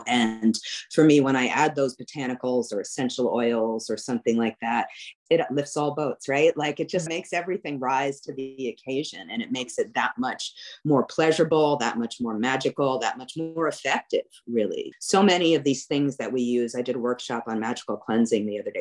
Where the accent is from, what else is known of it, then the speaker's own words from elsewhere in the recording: New York City, New York, United States; now in New Orleans, United States; I grew up in New York City, right next to the Verrazano Bridge